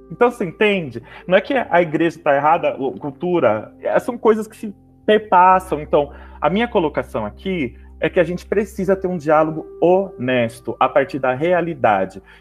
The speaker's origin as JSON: {"language": "Portuguese", "country": "Brazil", "said": "E isso me, me indigna como, como brasileiro, como sociedade, como cristão."}